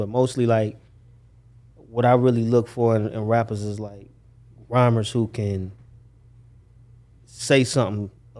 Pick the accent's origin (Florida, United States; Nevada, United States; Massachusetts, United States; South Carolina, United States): Florida, United States; Daytona Beach; I'm from Daytona.